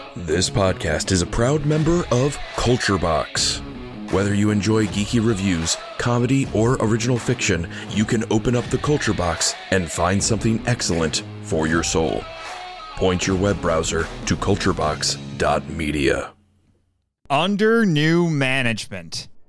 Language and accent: English; United States; my home country